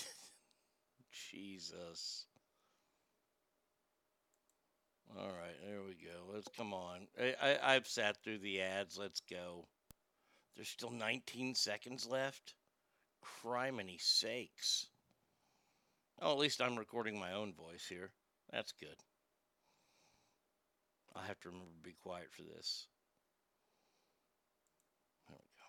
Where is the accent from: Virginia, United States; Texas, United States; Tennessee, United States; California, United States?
Texas, United States; I grew up in Texas